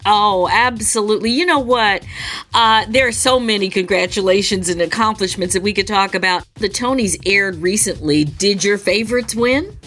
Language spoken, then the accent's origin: English; Michigan, United States; I'm from Michigan too. My family's from that that part of the world